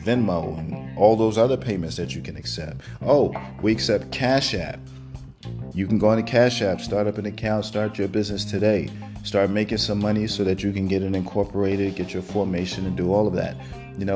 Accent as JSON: {"language": "English", "town": "New York City", "region": "New York", "country": "United States", "moved": "yes", "lives_now": "Georgia, United States", "said": "I'm from Brooklyn"}